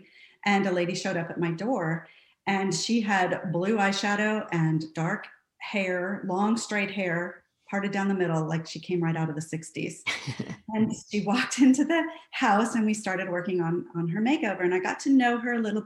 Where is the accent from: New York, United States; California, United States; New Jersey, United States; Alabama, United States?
California, United States; Santa Barbara; moved away as an adult; I grew up in Santa Barbara, California, married my high school sweetheart, and have been traveling around the United States for the last 20 years